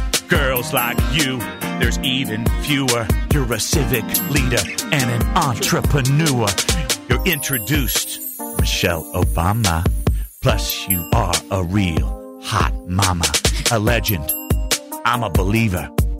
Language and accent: English; Iowa, United States; that's where I'm from. Yeah. I'm from Iowa.